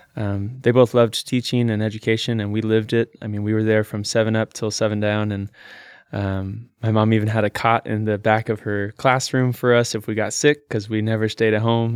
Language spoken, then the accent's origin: English; Salem, Oregon, United States; I was born here in Salem, Oregon